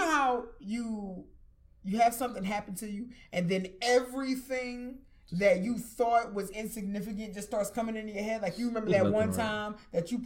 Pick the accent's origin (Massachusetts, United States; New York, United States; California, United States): New York, United States; New York City; moved away; I'm from Flatbush. Mm. You know, I was born in Flatbush